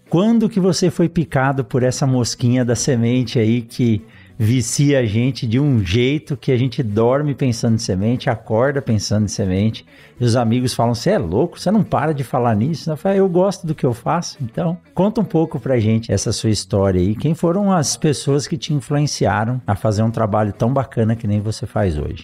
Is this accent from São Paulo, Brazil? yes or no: yes; São Paulo, Brazil; moved away as an adult; now in Sinop, Brazil; eu sou de São Paulo